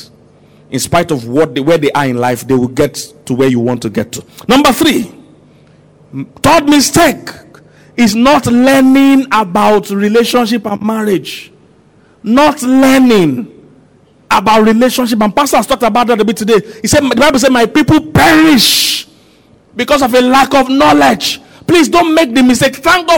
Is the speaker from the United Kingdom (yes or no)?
no; Nigeria; I'm a Nigerian, I know Nigerians